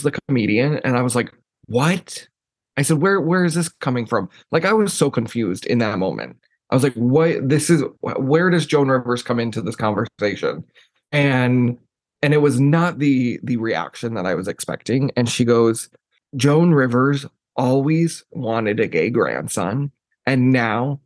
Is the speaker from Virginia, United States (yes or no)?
no; Texas, United States; also born or lived in Jerseyville, Illinois; growing up in Texas, it was very interesting